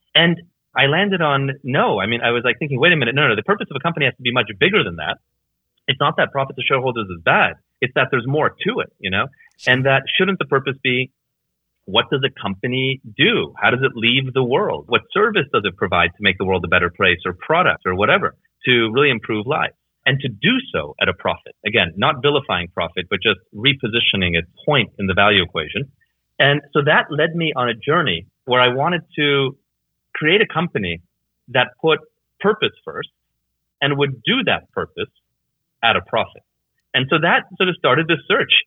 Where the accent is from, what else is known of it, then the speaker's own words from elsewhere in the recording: Canada; moved away as an adult; also born or lived in Hungary / Germany / Netherlands / Belgium; I effectively grew up there